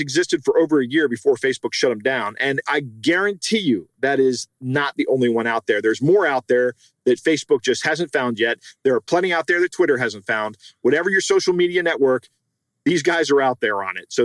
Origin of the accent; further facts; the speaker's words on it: United States; I'm speaking as an American